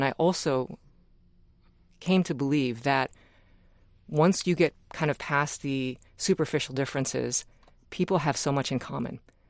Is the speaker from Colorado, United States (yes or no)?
no; California, United States; born or raised there; also born or lived in Japan / Wisconsin